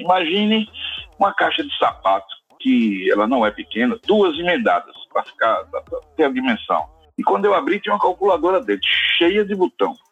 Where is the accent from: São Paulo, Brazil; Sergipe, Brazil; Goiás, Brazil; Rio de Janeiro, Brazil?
Sergipe, Brazil; eu sou sergipano